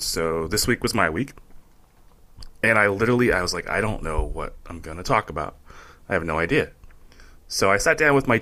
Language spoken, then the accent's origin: English; California, United States; I'm born and raised in California